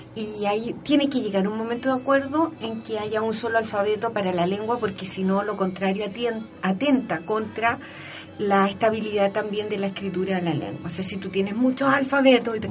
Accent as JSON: {"language": "Spanish", "country": "Chile", "said": "yo soy una chilena actual, que trabajo en la universidad"}